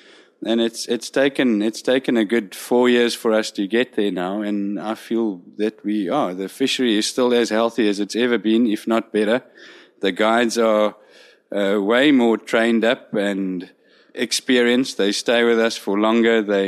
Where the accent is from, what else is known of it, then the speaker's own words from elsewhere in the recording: South Africa; we arrived here as four South African guides